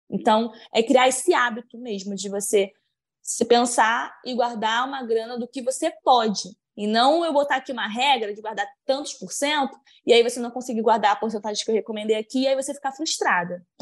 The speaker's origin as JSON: {"language": "Portuguese", "town": "Maranguape", "region": "Ceará", "country": "Brazil", "said": "tenho 26 anos e sou de Maranguape, Ceará."}